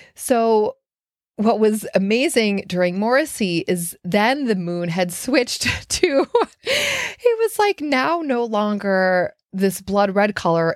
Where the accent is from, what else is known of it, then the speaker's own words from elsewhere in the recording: Minneapolis, Minnesota, United States; now in Brooklyn, United States; three of my good friends that I grew up with in Minneapolis